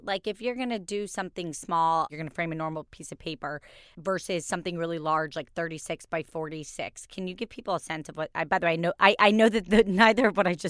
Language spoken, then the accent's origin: English; Kentucky, United States; I was born in Kentucky